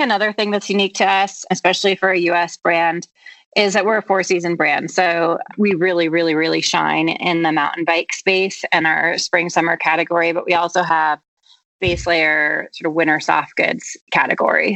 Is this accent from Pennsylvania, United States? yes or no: no; Vashon, Washington, United States; moved away as an adult; also born or lived in San Francisco; now in Sun Valley, United States; I'm originally from Vashon Island, an island outside of Seattle, and okay. actually spent my middle and high school years commuting via ferry boat.